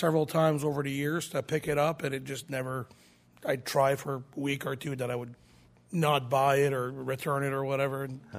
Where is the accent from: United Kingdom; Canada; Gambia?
Canada; New Brunswick; moved away as an adult; now in Nashville, United States; New Brunswick, Canada, yes, sir.